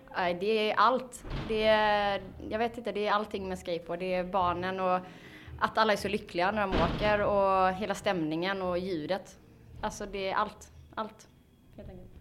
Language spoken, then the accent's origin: Swedish; Falkenberg, Halland County, Sweden; Vi kommer från eh, Falkenberg.